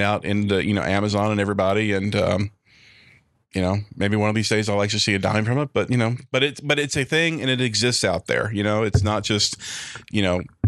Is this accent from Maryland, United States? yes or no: no; Memphis, Tennessee, United States; I grew up in Memphis